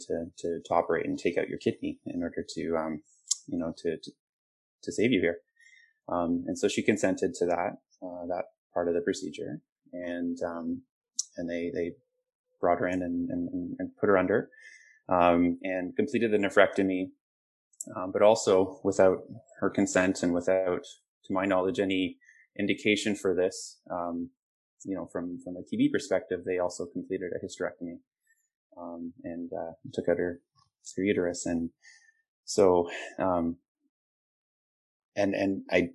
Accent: Southern Ontario, Canada; moved away as an adult; also born or lived in British Columbia; I grew up in Southern Ontario

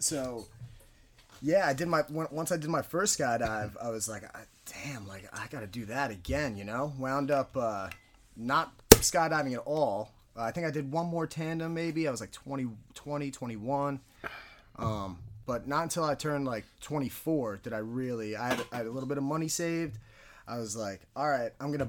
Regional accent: Vernon, New Jersey, United States; I'm a skydiver from Vernon, New Jersey

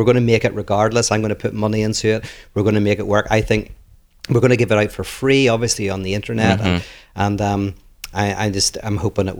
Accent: Ireland; now in Los Angeles, United States; one is when I moved from Ireland to LA, in Ireland, we don't really notice ourselves. Like, you don't know how crazy you look.

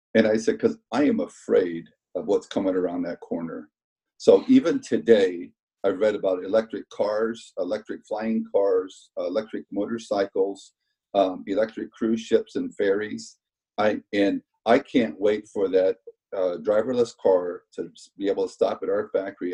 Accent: Denison, Iowa, United States; now in Kansas City, United States; growing up in Iowa

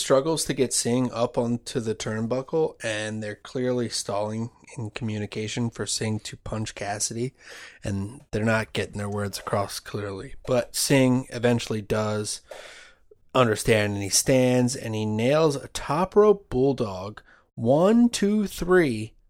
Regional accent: Oklahoma, United States; Oh, Oklahoma. I'm sorry.

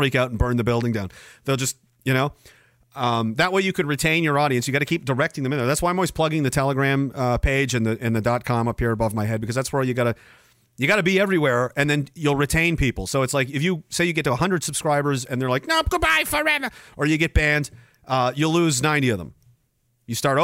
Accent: Canada; I'm Canadian

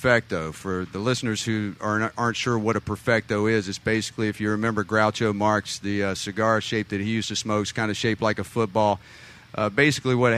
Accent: Southeast United States, United States; Southeast United States. I know that nobody out there can tell by my accent.

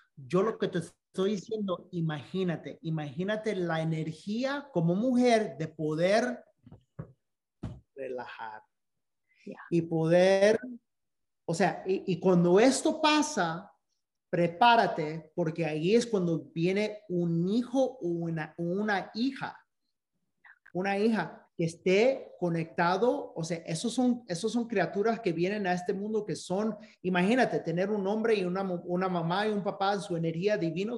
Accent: Dominican Republic; Spanish is a second language; siendo dominicanos

